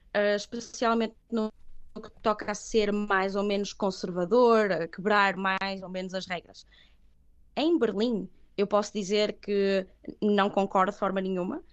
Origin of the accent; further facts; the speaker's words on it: Viana do Castelo, Portugal; first language Catalan; moved away as an adult; also born or lived in Catalonia, Spain / Aveiro, Portugal / Leipzig, Germany; now in Stuttgart, Germany; sou de Viana do Castelo